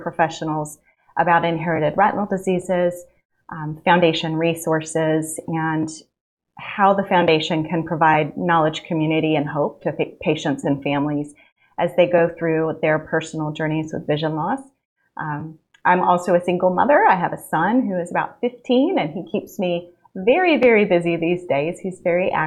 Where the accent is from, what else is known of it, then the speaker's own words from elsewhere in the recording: Central Valley, California, United States; moved away as an adult; now in Alabama, United States; Originally from California, I grew up in the Central Valley, a really small town